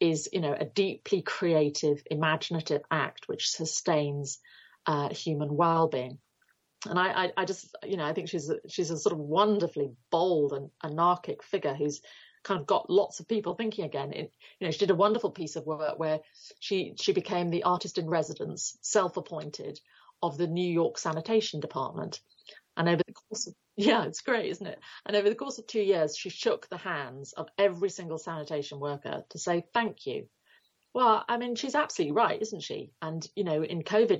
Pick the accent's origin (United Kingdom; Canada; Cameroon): United Kingdom